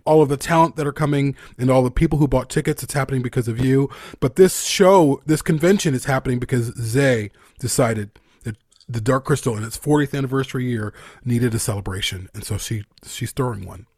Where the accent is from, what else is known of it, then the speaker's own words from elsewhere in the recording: United States; I'm an American.